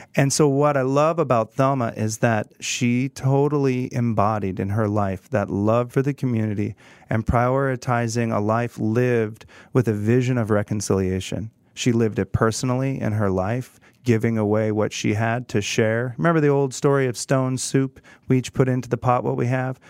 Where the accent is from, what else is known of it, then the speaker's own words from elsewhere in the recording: Prairie Village, Kansas, United States; I grew up in Kansas, in Prairie Village, and grew up in Kansas City